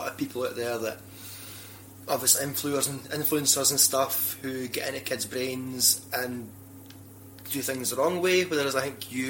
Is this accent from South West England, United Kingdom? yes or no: no; Sauchie, Scotland, United Kingdom; moved away as an adult; also born or lived in Alloa; now in Glasgow, United Kingdom; Where I grew up in Alloa and Sauchie, it's a rough place